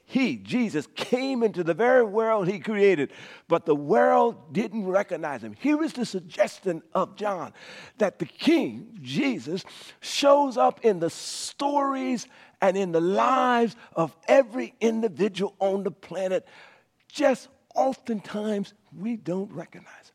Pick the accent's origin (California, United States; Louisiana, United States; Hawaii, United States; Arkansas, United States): Louisiana, United States; Cascada; As a young boy growing up in Cascada, Louisiana